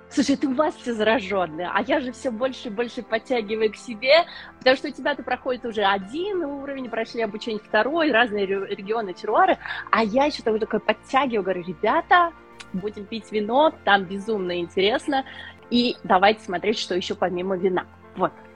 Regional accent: Nizhny Novgorod, Nizhny Novgorod Oblast, Russia; moved away as an adult; now in London, United Kingdom; Я сама из России, из Нижнего Новгорода

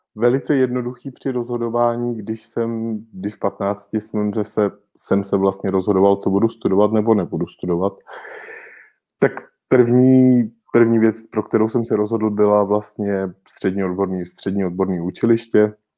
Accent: Rokycany, Plzeň Region, Czechia; moved away as an adult; now in Prague, Czech Republic; protože já v Rokycanech nežiji již od svých osmnácti let a osmnáct let vlastně bydlím v Praze kontinuálně

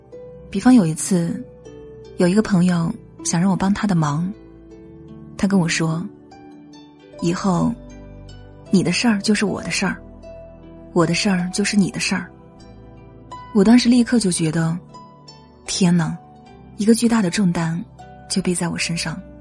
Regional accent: China; 作为中国人，我们都知道中国式的生存智慧

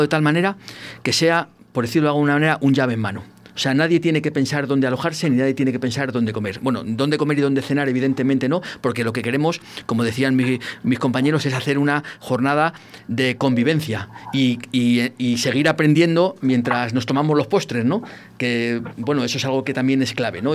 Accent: El Barco de Ávila, Castile and León, Spain; en mi pueblo

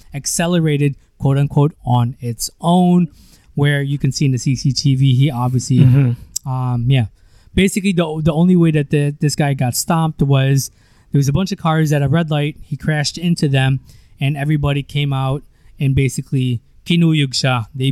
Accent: United States; moved away as an adult; now in Philippines; you and I grew up in the States

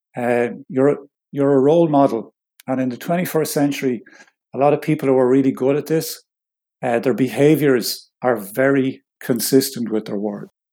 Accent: Ireland; I'm Irish

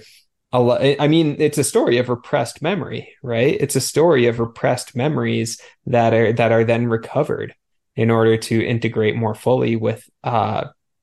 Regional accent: Long Island, New York, United States; white dude, grew up in the suburbs, Long Island

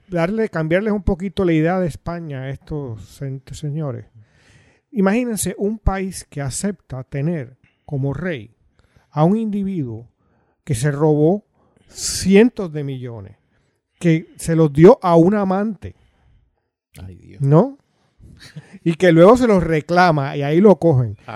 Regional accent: Coamo, Puerto Rico; soy de Coamo

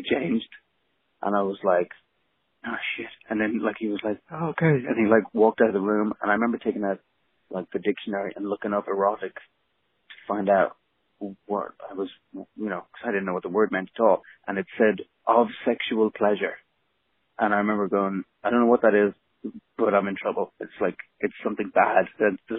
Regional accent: Dublin, Leinster, Ireland; moved away as an adult; also born or lived in Los Angeles; I grew up in Dublin

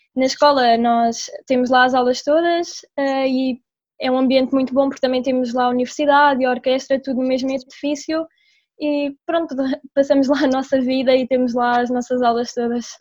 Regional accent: Mafra, Lisbon, Portugal; sou de Mafra

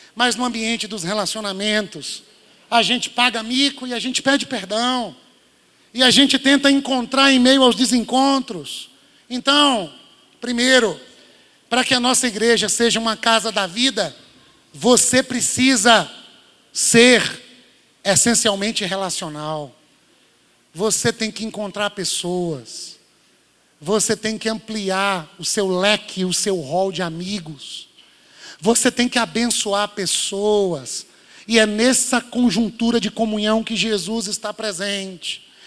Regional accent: Minas Gerais, Brazil; moved away; Eu sou mineiro

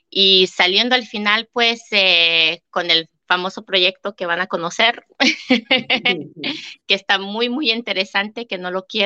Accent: Canada; la verdad que no sabía que siendo canadiense podía tener una hipoteca allá

